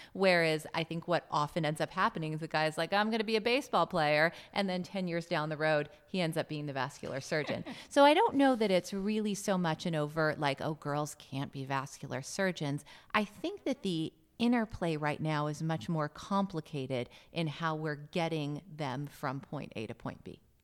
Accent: Los Angeles, California, United States; I'm from Los Angeles.

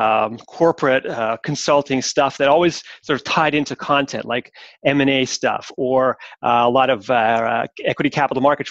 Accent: Montreal, Quebec, Canada; now in Switzerland; I'm Canadian from origin, so I am, and I'm from Montreal

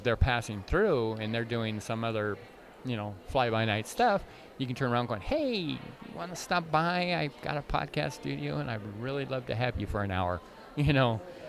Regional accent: Canada; You know, I was raised in Canada.

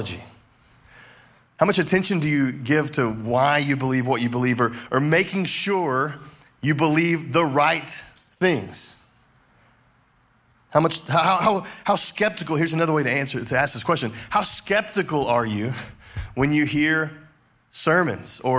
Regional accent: Levelland, Texas, United States; I grew up in Levelland, Texas

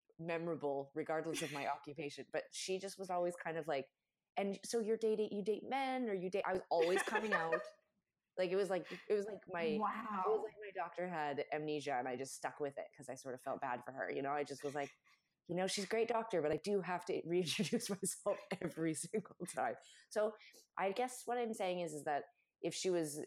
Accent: Canada; I'm Canadian

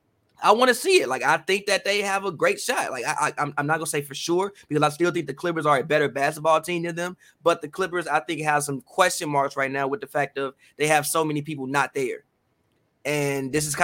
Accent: Chicago, Illinois, United States; I'm from Chicago

